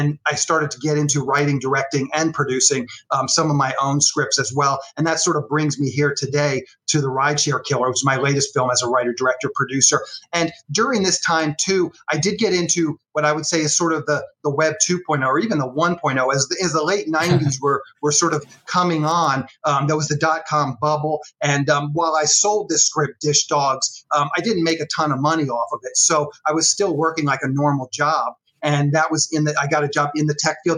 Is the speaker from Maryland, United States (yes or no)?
yes; Annapolis, Maryland, United States; moved away as an adult; I grew up in Annapolis, Maryland.